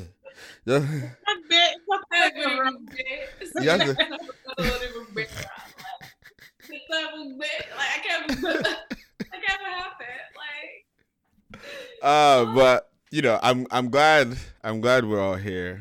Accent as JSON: {"language": "English", "town": "Sacramento", "region": "California", "country": "United States", "tie": "born or raised there", "said": "my group of guy friends that I grew up with in Sacramento"}